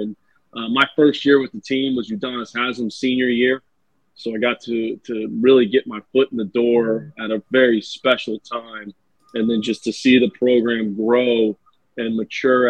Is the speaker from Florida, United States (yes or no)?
yes; Ocala, Florida, United States; growing up in Ocala, Florida